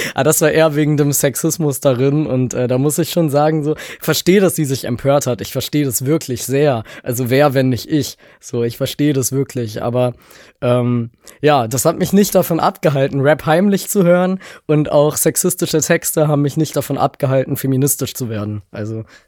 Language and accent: German; Leipzig, Saxony, Germany; ich bin aus Leipzig